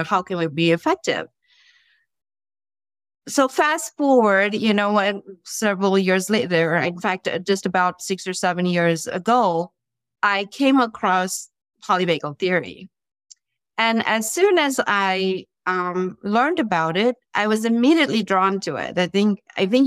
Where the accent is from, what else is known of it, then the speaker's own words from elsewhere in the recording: India; moved away as an adult; now in United States; I'm originally from India and did some of my training, my education there, and then came to the U.S.